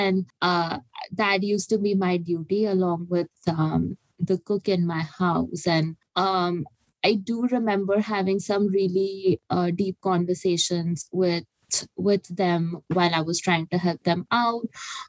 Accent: India; moved away; also born or lived in Dubai / Boston; when I was growing up in India. We didn't eat as much meat back home.

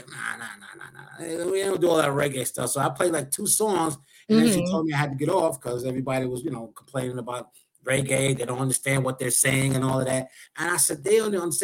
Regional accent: New York City, New York, United States; I grew up in Harlem. So I grew up in Wagner

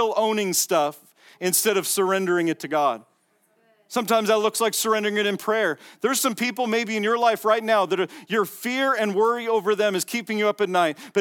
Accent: Las Vegas, Nevada, United States; I'm from Vegas

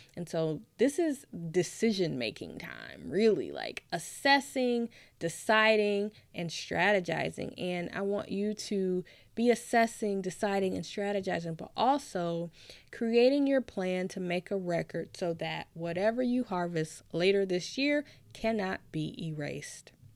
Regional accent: Nashville, Tennessee, United States; moved away; I'm originally from Nashville, Tennessee

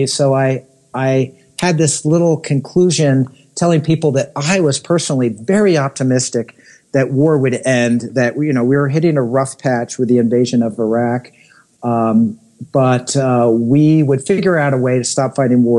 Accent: Connecticut and New York City, United States; I grew up in Connecticut and in New York City.

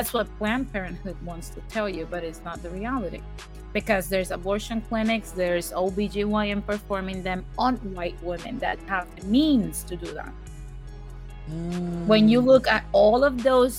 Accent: Puerto Rico; I'm from Puerto Rico

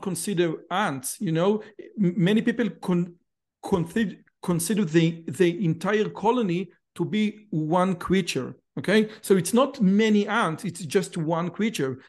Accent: Israel; also born or lived in Samaria

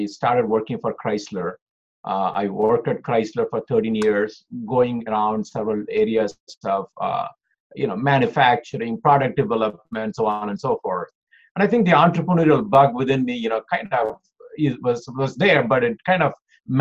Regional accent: India; moved away as an adult; also born or lived in Oklahoma, United States; now in Detroit, United States; I was born in India. I did my schooling. I finished my bachelor's out of India. Then I came to US for my master's

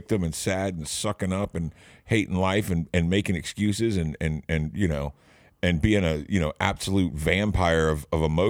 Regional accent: Atlanta, Georgia, United States; also born or lived in Gwinnett County, Georgia; I got real parents, and I was a native of Atlanta.

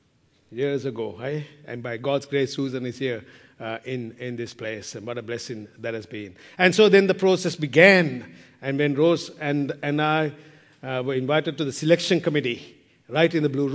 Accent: Sri Lanka; moved away; I'm from Sri Lanka

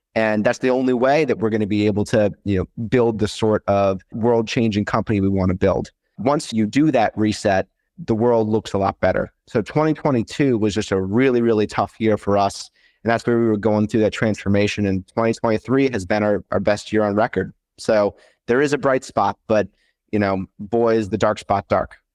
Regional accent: Washington, District of Columbia, United States; moved away as an adult; also born or lived in St. Louis, Missouri; I grew up in the Washington, D C area and moved out to Saint Louis for school

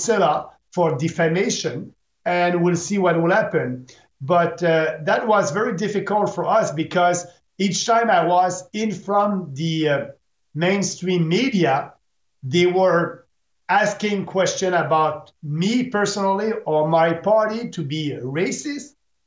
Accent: Canada

